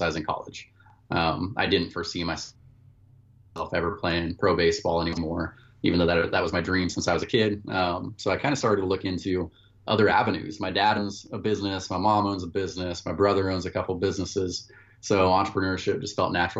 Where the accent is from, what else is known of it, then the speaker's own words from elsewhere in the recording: Klamath Falls, Oregon, United States; moved away as an adult; also born or lived in Louisiana; I grew up in Klamath Falls, Oregon. It's a small town in southern Oregon